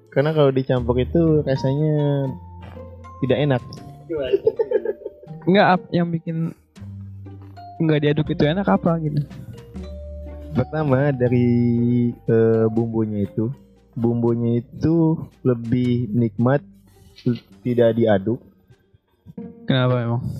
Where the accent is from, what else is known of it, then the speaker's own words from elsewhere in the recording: Tanjung Priok, Jakarta, Indonesia; Saya datang dari Tanjung Priuk.